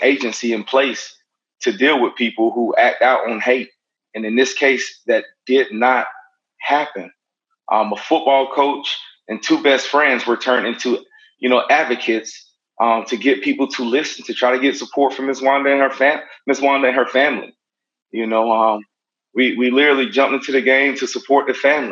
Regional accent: Brunswick, Georgia, United States; I grew up in Brunswick. I was born and raised in Brunswick

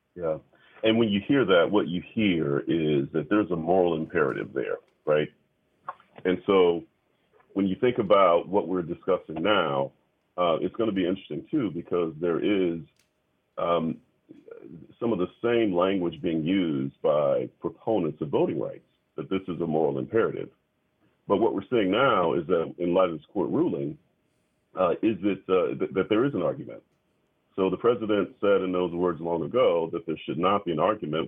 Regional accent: the South, United States; I'm a Southerner

